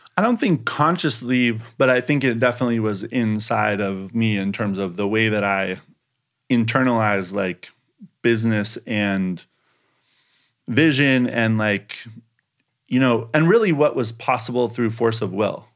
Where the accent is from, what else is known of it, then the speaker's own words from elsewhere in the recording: Eugene, Oregon, United States; moved away as an adult; also born or lived in Portland, Oregon / Japan; now in New York, United States; University of Oregon 'cause that's my hometown